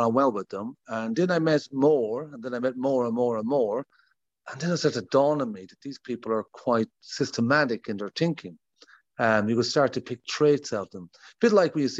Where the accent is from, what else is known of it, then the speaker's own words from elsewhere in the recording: Sligo, Connacht, Ireland; also born or lived in County Mayo / New York / England; I was born in Mayo, and I moved to Sligo for a long time.